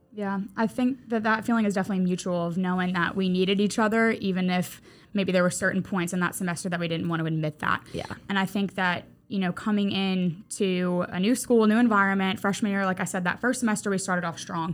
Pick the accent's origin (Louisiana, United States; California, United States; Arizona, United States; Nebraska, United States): Louisiana, United States; Mandeville; moved away as an adult; now in Mobile, United States; Mandeville, Louisiana, absolutely. That is my hometown.